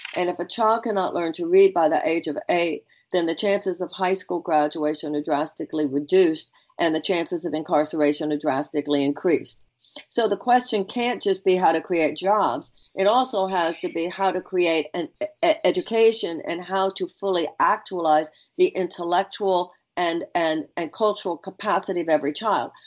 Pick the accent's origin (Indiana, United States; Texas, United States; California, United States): Texas, United States; Houston; I come from Houston, Texas. Not only do I come from Houston, I was born and raised there